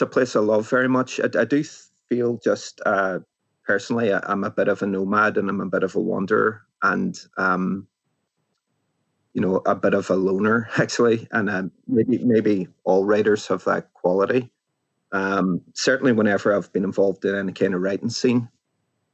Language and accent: English; Derry, Northern Ireland, United Kingdom; moved away; the city that I grew up in, which is Derry.